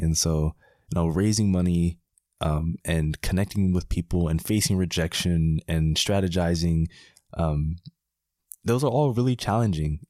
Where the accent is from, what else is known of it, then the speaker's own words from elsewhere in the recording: Miami, Florida, United States; moved away as an adult; also born or lived in Washington, D.C. / Howard County, Maryland; I'm from Miami, and sometimes it seems like a very unlikely thing that a guy from Miami is spending the summer in Maryland